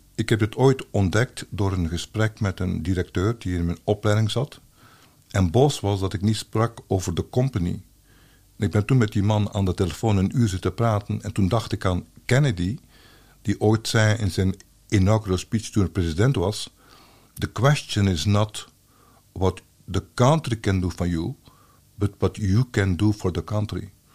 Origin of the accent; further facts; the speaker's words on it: Belgium; als Belg